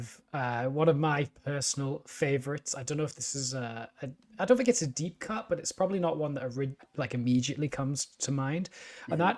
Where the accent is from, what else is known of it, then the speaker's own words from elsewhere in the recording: United Kingdom; my hometown in the UK